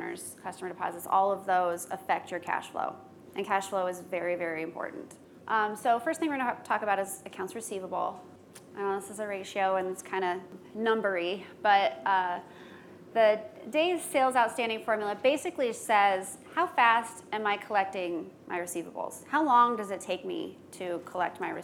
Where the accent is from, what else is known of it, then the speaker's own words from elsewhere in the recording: Midwest, United States; I'm from the Midwest